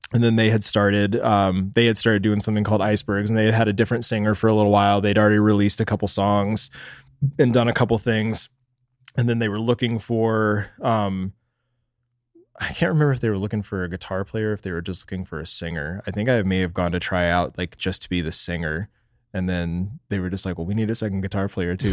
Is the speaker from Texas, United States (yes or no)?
yes; Dallas, Texas, United States; moved away as an adult; now in Phoenix, United States; I was born in Dallas, Texas